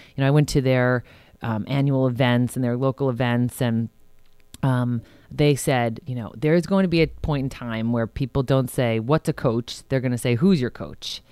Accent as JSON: {"language": "English", "town": "Huntington", "region": "New York", "country": "United States", "tie": "born or raised there", "also_born_or_lived": "Arizona / Rhode Island", "moved": "as an adult", "lives_now": "Westchester, United States", "said": "I grew up in Huntington, New York, which is a part of Long Island, New York. And I spent, um, my entire childhood there"}